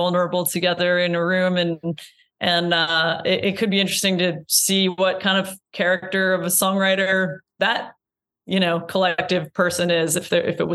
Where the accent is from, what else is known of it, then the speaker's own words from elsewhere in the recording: Iowa, United States; now in Brooklyn, United States; I'm from Iowa